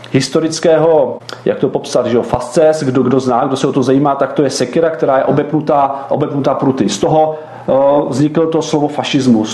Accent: Czechia; my jsme hrdí na to, že jsme Češi

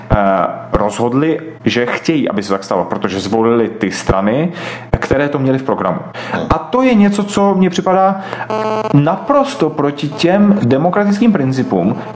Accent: Russia; moved away; E, my jsme, já jsem e, původem z jiné země, my jsme migrovali z Ruska a odcházeli jsme z ekonomických důvodů, protože sociální a ekonomický systém v Rusku po rozpadu Sovětského svazu se rozpadal

